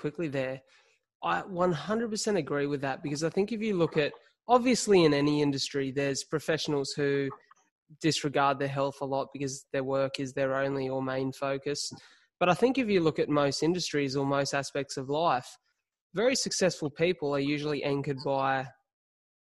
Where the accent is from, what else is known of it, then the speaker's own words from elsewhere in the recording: Illawarra, New South Wales, Australia; also born or lived in Melbourne; I'm from the Illawarra